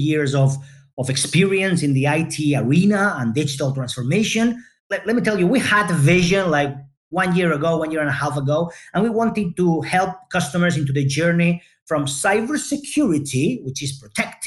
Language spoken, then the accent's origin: English; Barcelona, Catalonia, Spain; I'm Spanish, born and raised in Barcelona, Spain